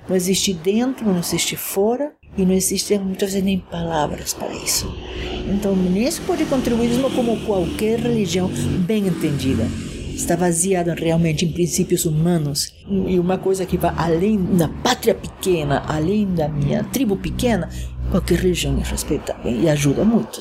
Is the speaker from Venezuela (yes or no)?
yes; Caracas, Capital District, Venezuela; moved away as an adult; also born or lived in Poland / Japan; now in São Paulo, Brazil; sou venezuelana, nasci em Caracas, Venezuela, mas fiz do Brasil meu país